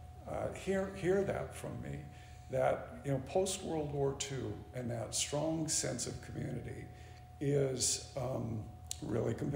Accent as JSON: {"language": "English", "town": "Portland", "region": "Oregon", "country": "United States", "tie": "born or raised there", "said": "As a kid, I grew up here in the Valley"}